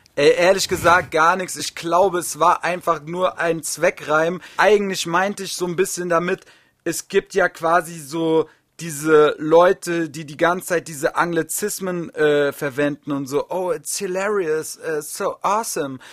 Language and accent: German; Wiesbaden, Hesse, Germany; in Wiesbaden, meine Heimatstadt, so meine ganzen Kumpels waren da alle